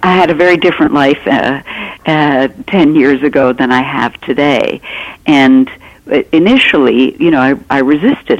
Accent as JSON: {"language": "English", "country": "Canada", "said": "I'm Canadian"}